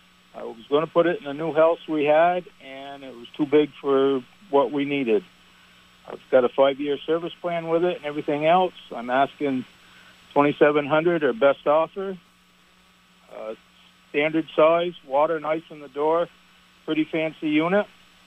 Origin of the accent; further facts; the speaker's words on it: Barre, Vermont, United States; I'm from Barry, Vermont.